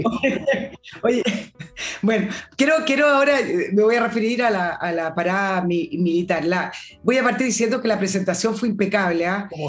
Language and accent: Spanish; Chile